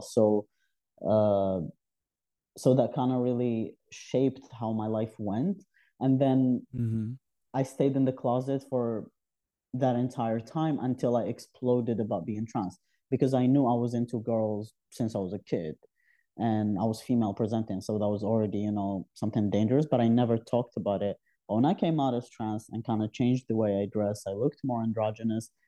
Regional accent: southeast Algeria, Algeria; moved away as an adult; also born or lived in Algiers, Algeria; now in Canada; my background is my from south of Algeria, the southern east, and it's where I lived when I was a kid. Uh, I was born in Algiers, the capital, but we moved back to our hometown

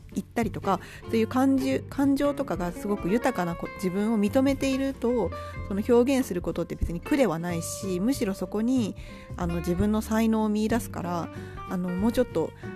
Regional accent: Japan

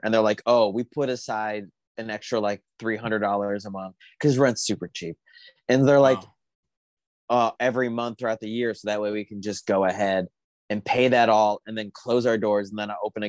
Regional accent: Tucson, Arizona, United States; My hometown is Tucson, Arizona.

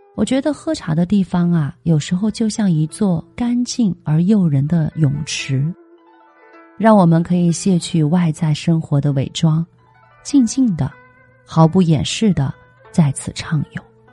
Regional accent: China; 我们中国人

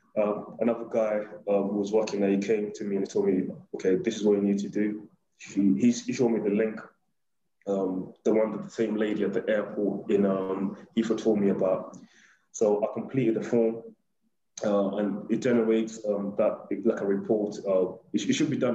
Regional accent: Kenya; now in United Kingdom; I'm Kenyan. Well, I was born in Kenya. I was born in Kenya, rather.

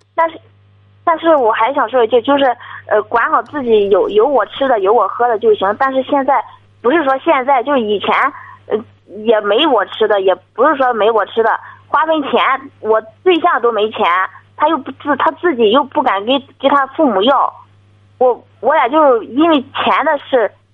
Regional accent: Dezhou, Shandong, China; 山东德州的

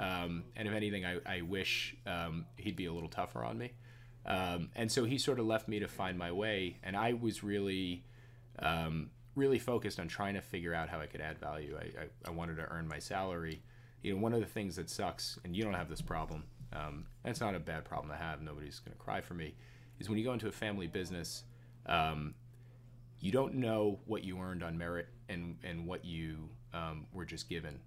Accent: Jericho, New York, United States; I grew up in in Jericho, uh, in Nassau County.

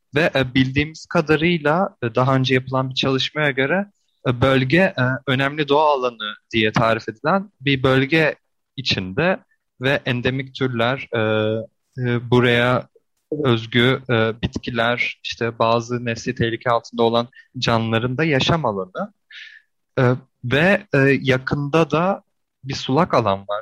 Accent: İzmir, Turkey; ben de e, yani İzmirliyim

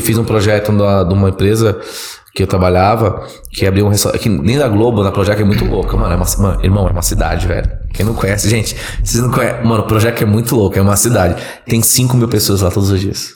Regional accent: Santos, São Paulo, Brazil; moved away as an adult; now in Ribeirão Preto, Brazil; sou caiçara, nasci em Santos minha família toda da Baixada Santista, Praia Grande né, e Santos

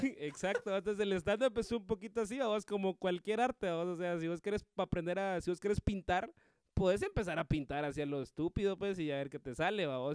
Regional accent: Guatemala; comediante de aquí de Guate

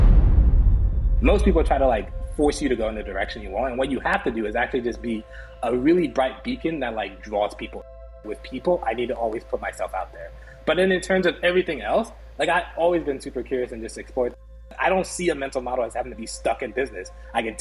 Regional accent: Liberia; now in United States; born West Coast, Africa, Liberia, came to the States during the Civil War as refugees

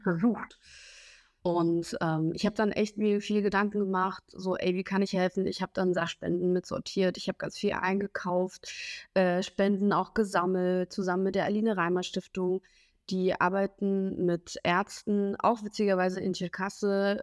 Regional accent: Smila, Cherkasy Oblast, Ukraine; now in Germany; weil ich da aufgewachsen bin in Smela, äh, so circa zweieinhalb, drei Stunden von Kiew weg

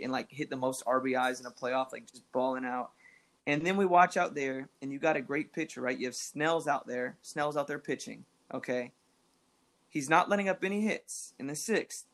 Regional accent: Central Florida, United States; also born or lived in Texas; I was born in Texas, but grew up in Florida. And we grew up in Central Florida

